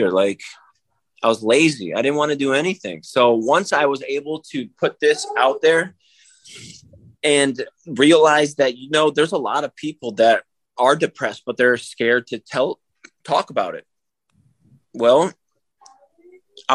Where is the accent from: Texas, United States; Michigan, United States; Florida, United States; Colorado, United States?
Florida, United States; Daytona Beach; I grew up in Daytona Beach